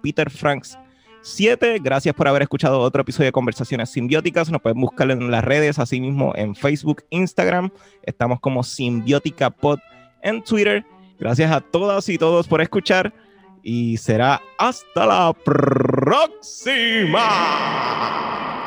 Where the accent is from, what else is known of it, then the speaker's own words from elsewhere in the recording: Puerto Rico; lo que somos nosotros ahora como puertorriqueños